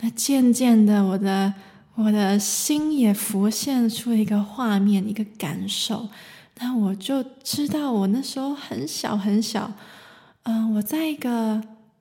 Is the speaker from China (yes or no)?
no; Taiwan; now in Germany; 我来自台湾，现在住在德国，从事声音疗愈